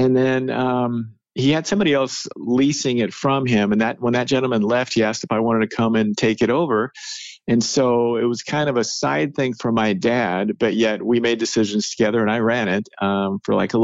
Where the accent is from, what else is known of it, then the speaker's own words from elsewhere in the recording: Salem, United States; I grew up in Salem